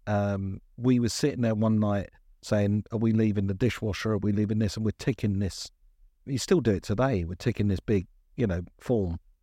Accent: London, United Kingdom; born and bred in Brixton

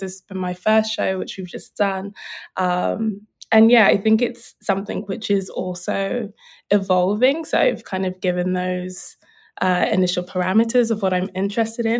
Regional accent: London, United Kingdom; I'm a South Londoner. Um, but I suppose for me, growing up, um, I'm Nigerian. My parents are Nigerian, but I was born here

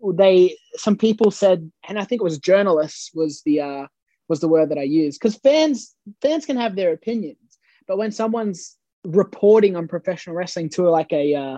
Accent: Australia; accent: Aussie Bogan; my Australian heritage and my Australian nationality. And I understand that because it's where I come from

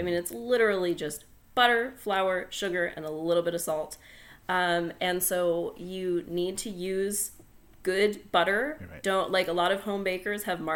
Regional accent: New England, United States; I'm from New England and we make strawberry rhubarb pies

